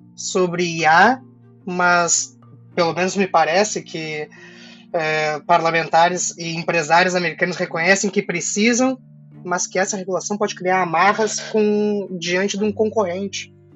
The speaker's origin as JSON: {"language": "Portuguese", "country": "Brazil", "said": "nós enquanto brasileiros"}